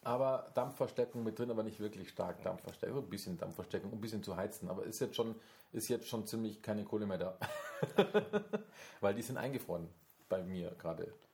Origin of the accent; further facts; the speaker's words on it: Bavaria, Germany; als Bayer